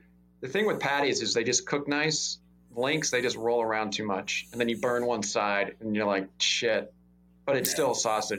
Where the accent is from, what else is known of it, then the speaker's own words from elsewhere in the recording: Kansas, United States; we're Midwest. I grew up in Kansas.